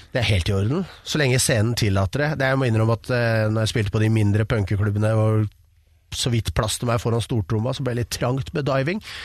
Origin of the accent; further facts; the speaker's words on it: Oslo, Norway; Jeg er fra Romsås